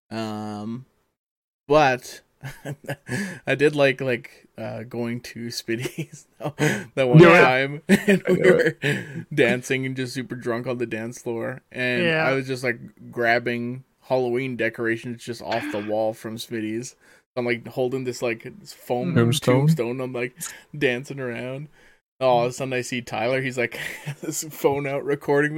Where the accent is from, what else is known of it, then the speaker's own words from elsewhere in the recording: Elk Point, Alberta, Canada; I grew up in Elk Point, so I did pretty much up and down the hill